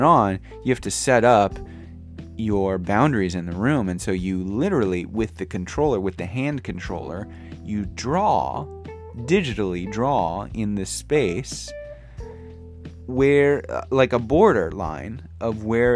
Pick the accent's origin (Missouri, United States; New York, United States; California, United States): Missouri, United States; St. Louis; moved away as an adult; now in Japan; into like my 20s in St. Louis, growing up in St. Louis